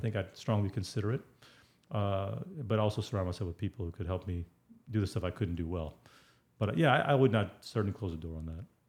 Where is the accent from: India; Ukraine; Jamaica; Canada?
India; I'm Indian